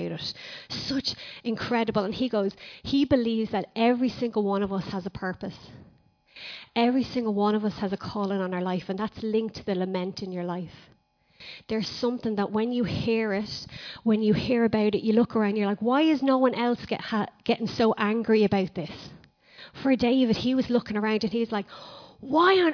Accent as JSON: {"language": "English", "country": "Ireland", "said": "Even as Irish people, we go, hi, how are you?"}